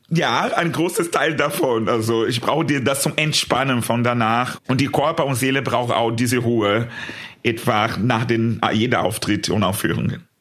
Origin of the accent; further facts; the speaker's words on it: São Paulo, Brazil; German is a second language; moved away as an adult; in meiner Heimat in Brasilien, ich war noch sehr jung, das war das erste Mal, dass ich äh, in einem schwulen Club war in São Paulo, mein Heimatstadt